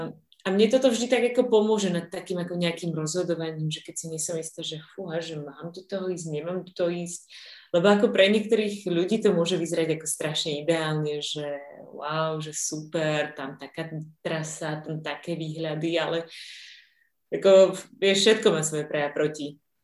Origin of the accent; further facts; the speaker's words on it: Slovakia; som zo Slovenska